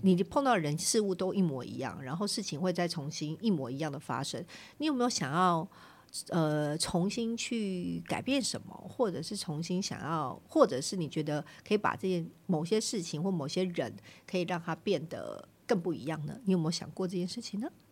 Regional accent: northern Taiwan, Taiwan; 我是北部人嘛

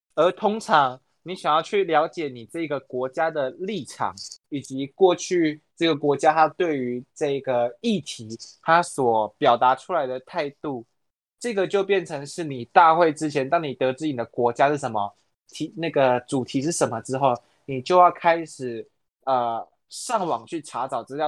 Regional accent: Taiwan; 我们台湾人

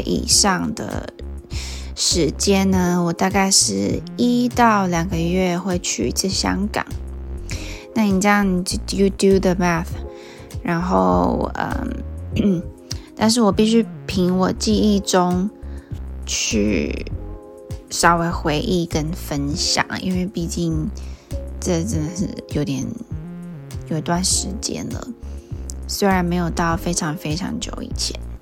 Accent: Taiwan; 我是台湾人

